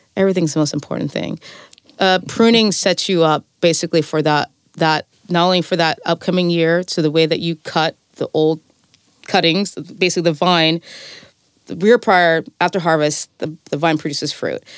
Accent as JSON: {"language": "English", "town": "Fresno", "region": "California", "country": "United States", "moved": "yes", "lives_now": "Vermont, United States", "said": "I'm from the Central Valley, I'm from Fresno"}